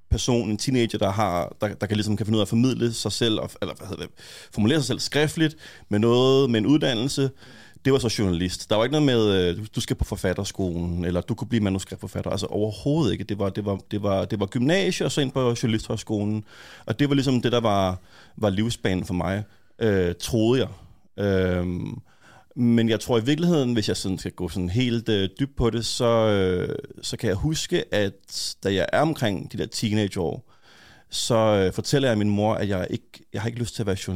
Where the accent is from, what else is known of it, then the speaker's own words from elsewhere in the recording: Copenhagen, Capital Region of Denmark, Denmark; jeg kommer fra Urbanplanen